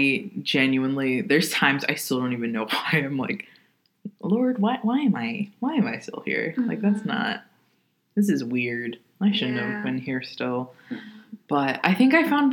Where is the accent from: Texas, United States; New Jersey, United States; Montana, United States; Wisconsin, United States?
Wisconsin, United States; Kenosha; I'm from Kenosha, Wisconsin.